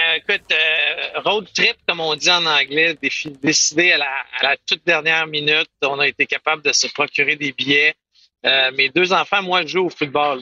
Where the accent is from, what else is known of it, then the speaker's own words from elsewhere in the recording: Quebec, Canada; je suis du, je parle en anglais, je suis du Québec